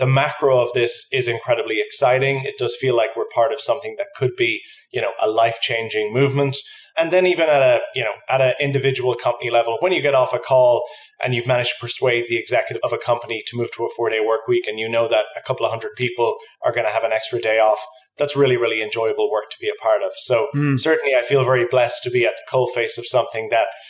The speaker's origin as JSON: {"language": "English", "country": "Ireland", "moved": "as an adult", "lives_now": "New York, United States", "said": "I'm from Ireland, so just moved here in September."}